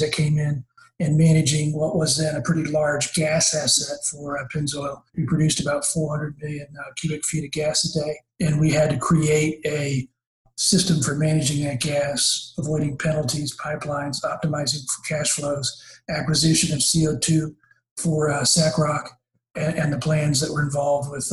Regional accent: Houston, Texas, United States; I grew up here in Houston.

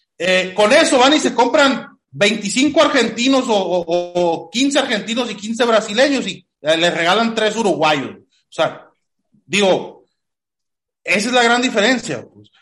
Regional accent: Mexico; soy mexicano

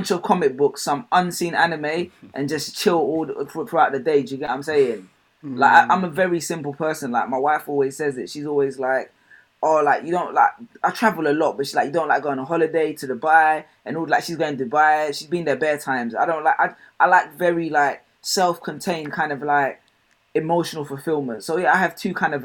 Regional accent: London, United Kingdom; also born or lived in Ghana; I've grown up London my whole life

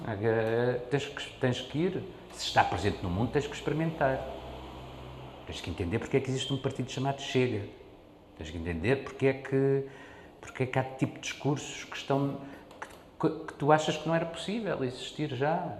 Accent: Portugal; also born or lived in Mozambique; eu nasci em África, em Moçambique, e depois quando cheguei a Portugal

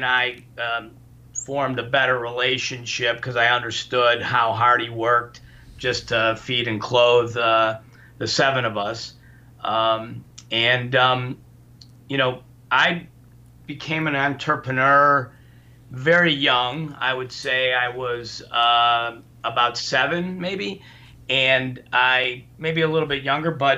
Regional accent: Highland Park, Illinois, United States; also born or lived in Indianapolis; we grew up in Ravinia back then, I mean, I was, you know, born in 55

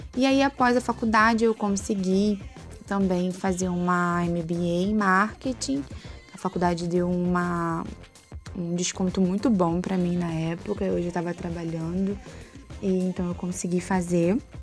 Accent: Rio de Janeiro, Brazil; also born or lived in Rocinha, Rio de Janeiro; com sete anos eu saí da Rocinha e fui morar em Campo Grande

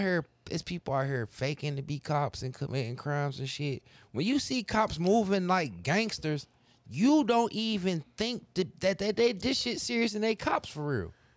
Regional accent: United States; being an American

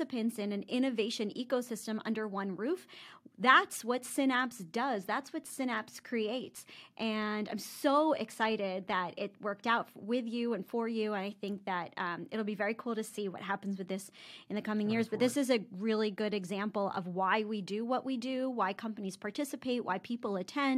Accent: Philadelphia, Pennsylvania, United States; also born or lived in Florida; now in Tampa, United States; I grew up in Philly.

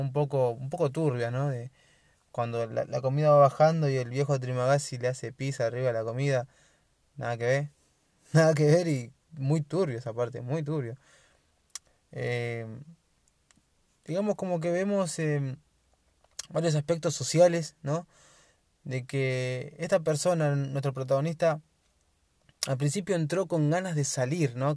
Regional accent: Argentina; yo soy de Argentina

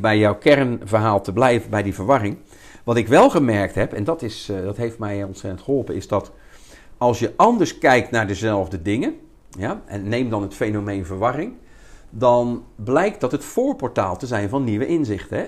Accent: Rotterdam, South Holland, Netherlands; ik kom uit Rotterdam-Zuid, er zijn toch een beetje boefjes

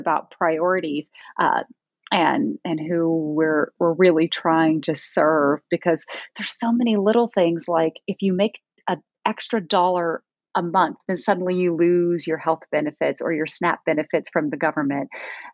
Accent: Allen, Texas, United States; born or raised there; also born or lived in Orlando, Florida, United States / Germany

